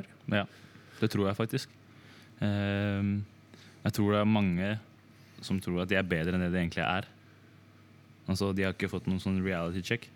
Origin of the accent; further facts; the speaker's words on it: Drammen, Buskerud, Norway; jeg er fra Drammen